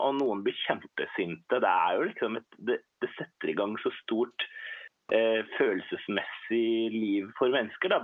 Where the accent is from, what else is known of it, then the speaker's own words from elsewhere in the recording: Hurum, Viken, Norway; now in Oslo, Norway; Jeg har vokst opp på Hurum ute på landet, men mm. flytta etter hvert til Oslo